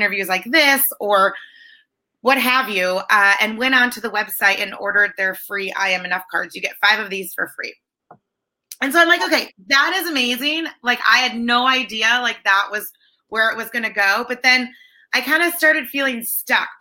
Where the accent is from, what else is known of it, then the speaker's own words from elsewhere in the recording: Michigan, United States; moved away as an adult; also born or lived in California; now in San Diego, United States; I'm originally from Michigan